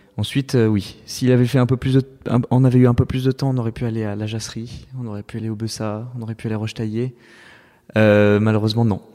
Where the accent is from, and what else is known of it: Saint-Étienne, Auvergne-Rhône-Alpes, France; born or raised there; now in Paris, France